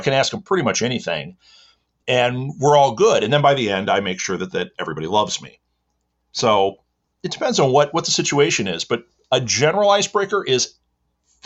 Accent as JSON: {"language": "English", "region": "Midwest", "country": "United States", "said": "I am from the Midwest in America"}